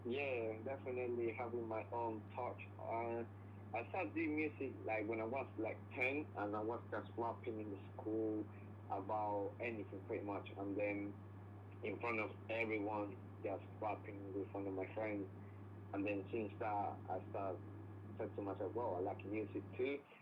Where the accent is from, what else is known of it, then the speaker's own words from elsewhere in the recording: Cali, Valle del Cauca, Colombia; English is a second language; moved away as an adult; now in London, United Kingdom; I'm from Cali, Colombia, which is the capital of the salsa